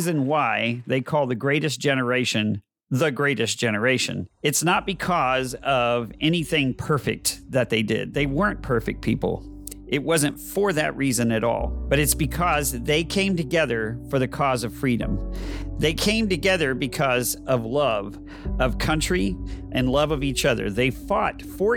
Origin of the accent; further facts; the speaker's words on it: Texas, United States; I am that Texan caught in the middle